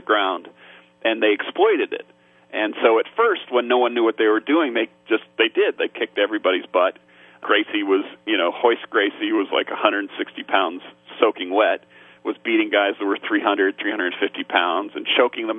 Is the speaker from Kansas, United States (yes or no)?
yes; Topeka, Kansas, United States; I grew up in Topeka, Kansas